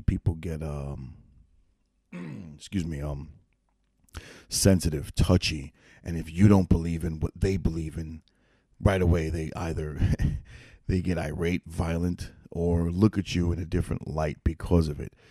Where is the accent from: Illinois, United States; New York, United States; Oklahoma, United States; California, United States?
New York, United States; New York City; now in upstate New York, United States; I'm originally from New York City.